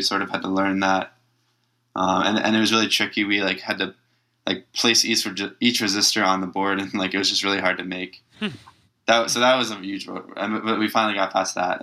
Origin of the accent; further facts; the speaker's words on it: Long Island, New York, United States; I grew up in Long Island in New York